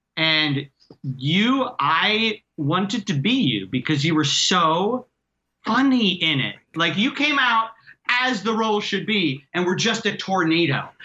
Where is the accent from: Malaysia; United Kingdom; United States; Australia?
United States; Reading, Pennsylvania; now in New York, United States; my hometown of Reading, PA